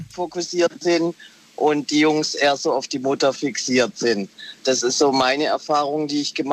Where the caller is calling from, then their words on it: Heilbronn, Baden-Württemberg, Germany; Ich bin aus Heilbronn.